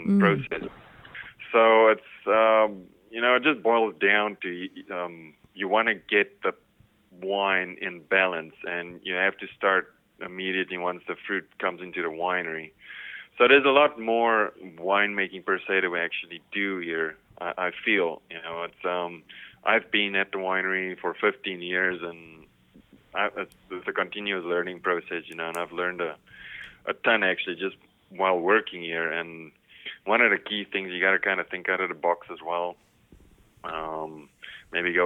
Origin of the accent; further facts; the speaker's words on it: South Africa; moved away as an adult; now in Missouri, United States; I'm from South Africa, so that's where I, you know, cut my teeth basically.